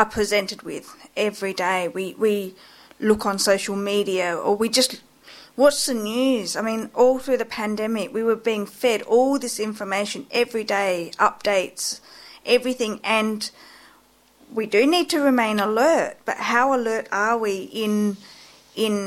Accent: South Australia, Australia; moved away as an adult; also born or lived in Thailand / Adelaide; now in Sydney, Australia; I was born in Thailand and I was adopted into a white family, and I grew up in South Australia, and about 20 years ago I moved to Sydney

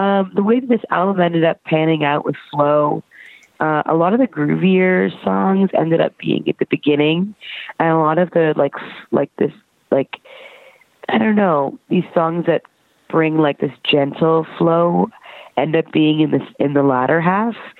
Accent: Brampton, Ontario, Canada; moved away as an adult; now in Toronto, Canada; I'm from Brampton, Ontario

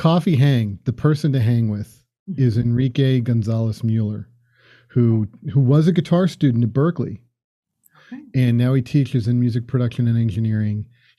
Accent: Florida, United States; now in Boston, United States; I grew up in Florida and cut grass.

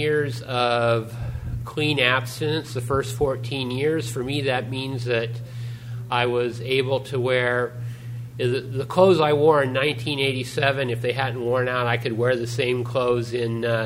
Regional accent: Newark, California, United States; also born or lived in Fremont, California; growing up in Newark and Fremont

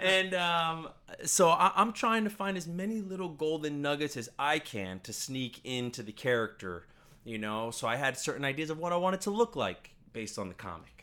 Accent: Orlando, Florida, United States; I grew up in Orlando.

